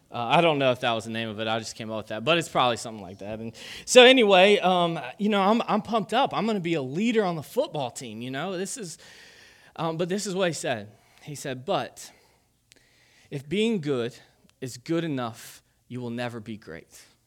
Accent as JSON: {"language": "English", "region": "Kentucky", "country": "United States", "said": "I'm from Kentucky"}